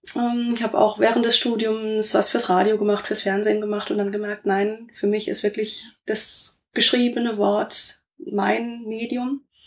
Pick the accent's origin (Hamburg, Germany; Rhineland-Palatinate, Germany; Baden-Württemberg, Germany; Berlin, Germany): Baden-Württemberg, Germany; Rastatt; moved away as an adult; also born or lived in Karlsruhe / Essen / Saarbrücken / Kaiserslautern; now in Limburgerhof, Germany; Ich bin in Karlsruhe geboren, bin in Rastatt aufgewachsen